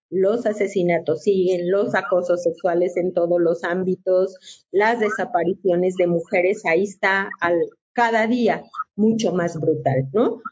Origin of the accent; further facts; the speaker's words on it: León, Guanajuato, Mexico; Yo soy guanajuatense, primero voy a ser guanajuatense y siempre a leonesa